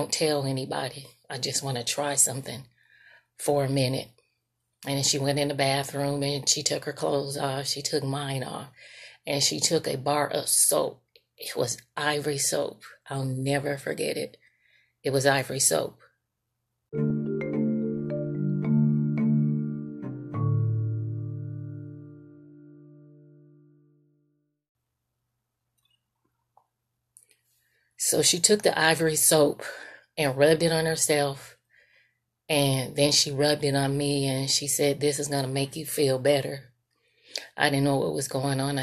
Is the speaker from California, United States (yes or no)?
yes; Sacramento, California, United States; moved away as an adult; also born or lived in San Francisco, California; now in Monroe, Georgia, United States; I currently reside in Monroe, Georgia, but I was raised in Sacramento, California.